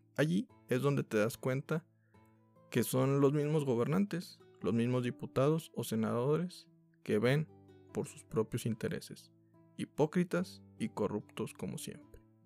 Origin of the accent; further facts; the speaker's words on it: Mexico; como mexicanos